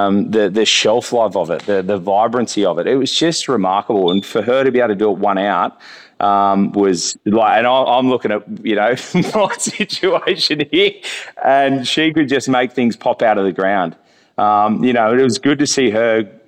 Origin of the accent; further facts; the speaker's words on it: Sydney, New South Wales, Australia; now in Noosa, Australia; coming from Noosa, I hadn't really, like I grew up in Sydney